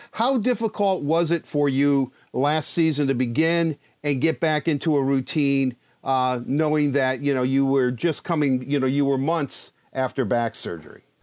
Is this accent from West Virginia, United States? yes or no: no; Detroit, Michigan, United States; also born or lived in Livonia, Michigan; we're both from Detroit